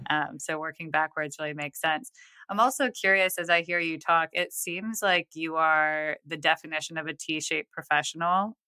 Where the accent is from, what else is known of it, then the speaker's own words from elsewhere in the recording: Buffalo, New York, United States; now in Nashville, United States; I grew up in Buffalo